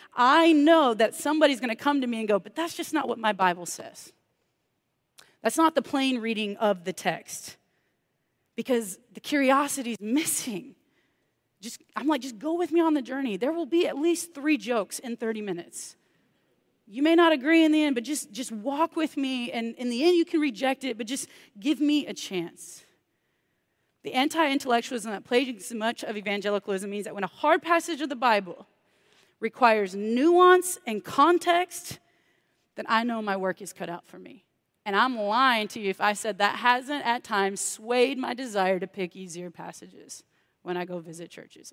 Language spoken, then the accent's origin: English; Texas, United States; I'm from Texas where everybody's a minister